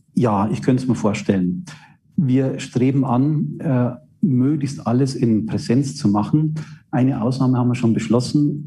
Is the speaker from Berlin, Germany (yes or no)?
no; Straubing, Bavaria, Germany; also born or lived in Regensburg / Würzburg; meine Heimatstadt in Straubing